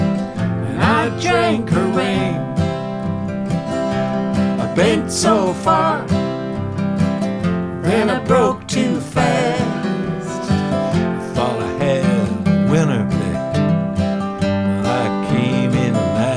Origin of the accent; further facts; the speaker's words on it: Nova Scotia, Canada; moved away; also born or lived in Quebec / Hamilton, Ontario; I'm from Nova Scotia